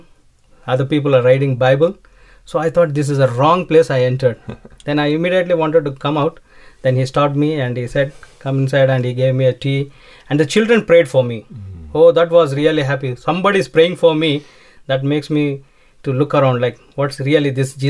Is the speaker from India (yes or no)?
yes; India; I was having my own IT recruitment company in India